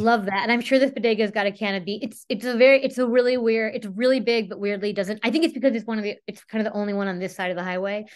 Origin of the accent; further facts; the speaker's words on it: Whittier, California, United States; I grew up in Whittier